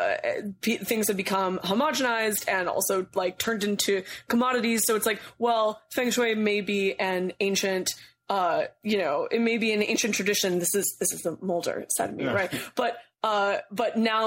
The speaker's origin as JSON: {"language": "English", "region": "California", "country": "United States", "moved": "yes", "lives_now": "New York, United States", "said": "I'm actually from California, so like, you know, the land where marijuana is like milk."}